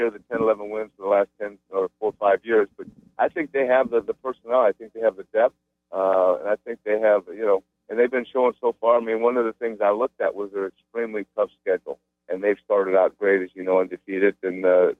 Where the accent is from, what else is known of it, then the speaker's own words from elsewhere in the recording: United States; I'm an American. I was born in the United States.